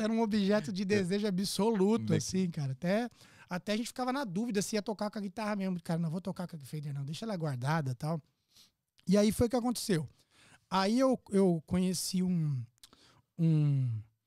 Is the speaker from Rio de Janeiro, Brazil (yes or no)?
no; São Paulo, Brazil; nasci na Zona Leste, Itaquera, conhecido por muitos